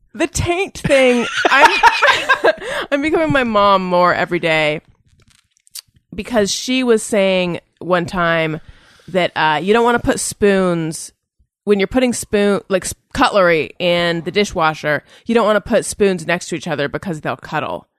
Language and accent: English; Orange County, California, United States; I'm from Orange County